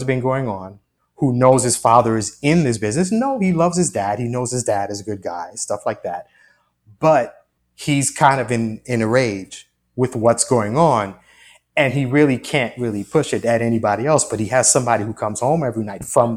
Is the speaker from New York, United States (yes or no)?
yes; Long Island, New York, United States; growing up in Long Island, that's where I grew up